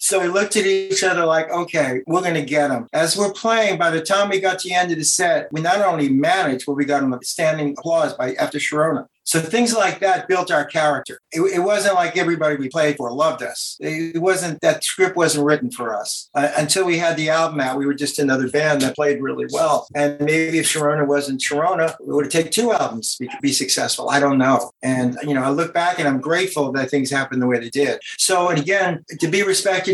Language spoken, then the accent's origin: English; New York City, New York, United States; That's where I'm from